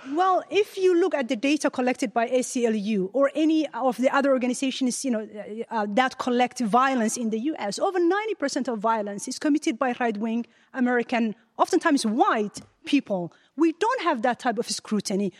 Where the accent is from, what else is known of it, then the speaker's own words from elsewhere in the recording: Ottawa, Ontario, Canada; moved away as an adult; now in United States; I've got all my education, my whole family's in Ottawa, Canada.